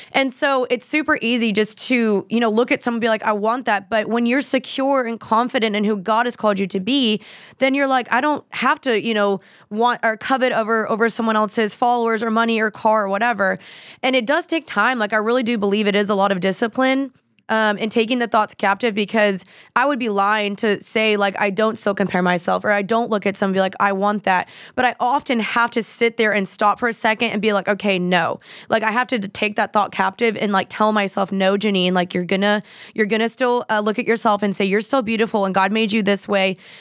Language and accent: English; Dallas, Texas, United States; I'm from Dallas